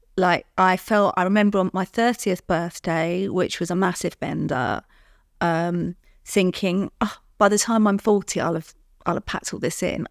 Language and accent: English; London, United Kingdom; I'm from London